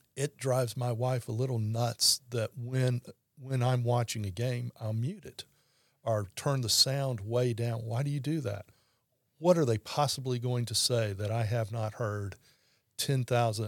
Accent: Baton Rouge, Louisiana, United States; born and raised in Baton Rouge

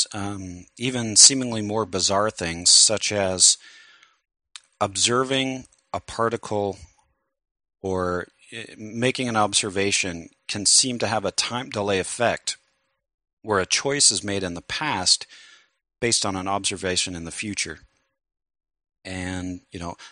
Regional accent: United States; I'm an American

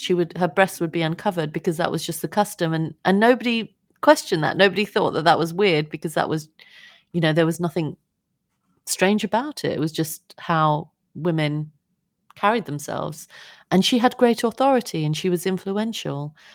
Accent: United Kingdom; we grew up in Britain

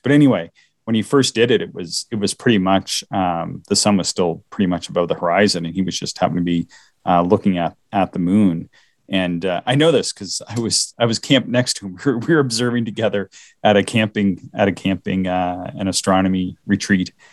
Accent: the Maritimes, Canada; accent: maritime; my maritime accent

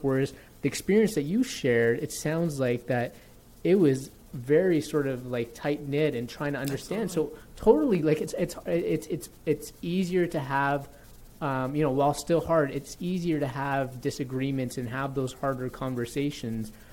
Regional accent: Toronto, Ontario, Canada; I grew up in Toronto

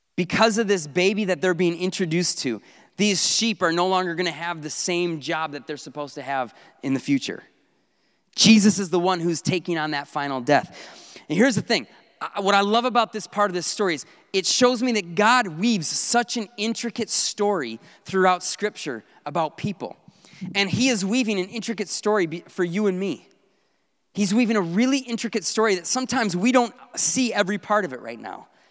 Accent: North Woods, United States; I grew up in the North Woods

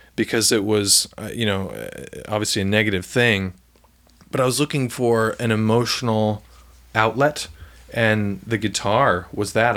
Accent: Franklin, Tennessee, United States; also born or lived in Ocean City, New Jersey; I really grew up in Franklin

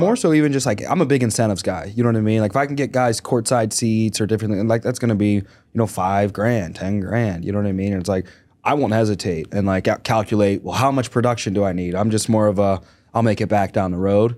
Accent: Arkansas, United States; moved away; also born or lived in Pennsylvania; I grew up in the South, Arkansas

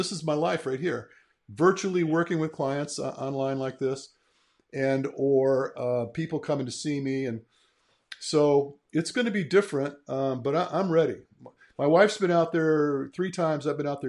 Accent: Michigan, United States; I'm a Midwestern boy myself. I'm from Michigan. I don't know if you guys knew that, but mm-hmm. I was born and raised in Michigan.

